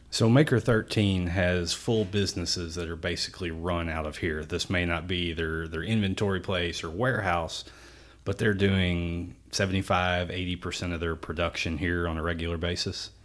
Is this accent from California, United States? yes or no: no; Jeffersonville, Indiana, United States; downtown Jeffersonville, you know, my hometown